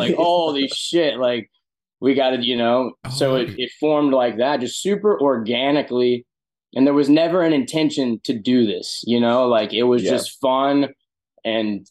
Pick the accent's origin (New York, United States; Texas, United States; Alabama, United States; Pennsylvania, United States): Alabama, United States; Birmingham; moved away; also born or lived in Nashville; the house I grew up at in Birmingham, Alabama